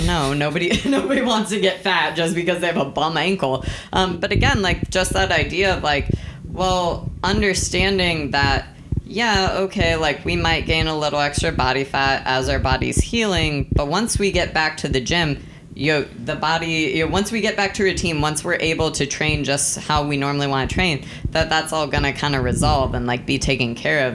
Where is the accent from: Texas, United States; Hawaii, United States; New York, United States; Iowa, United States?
Texas, United States; I'm from Texas